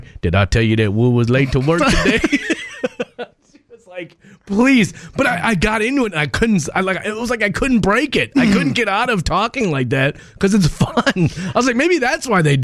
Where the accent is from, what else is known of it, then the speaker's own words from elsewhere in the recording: Midwest, United States; I grew up in the Midwest